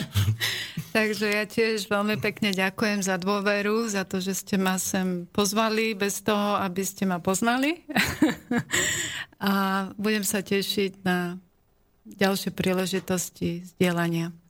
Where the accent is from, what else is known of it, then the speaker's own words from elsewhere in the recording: Slovakia; moved away as an adult; also born or lived in Vancouver Island, Canada; now in Canada; naši našinci z mojej rodnej hrude